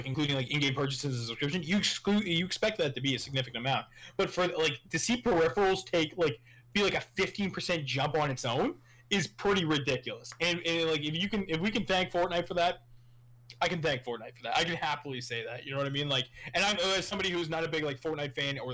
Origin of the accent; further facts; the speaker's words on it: Canada; I'm Canadian